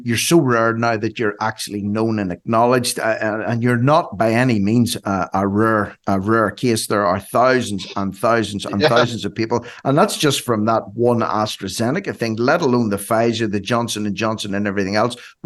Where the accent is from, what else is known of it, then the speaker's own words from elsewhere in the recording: Ireland; I'm an Irishman